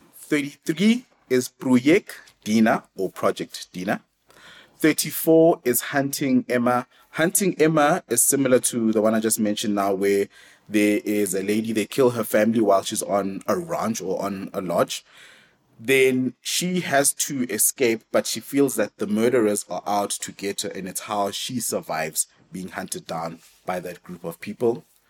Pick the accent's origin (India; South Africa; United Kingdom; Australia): South Africa; it helps being South African because if you're South African, chances are you're forced to be multilingual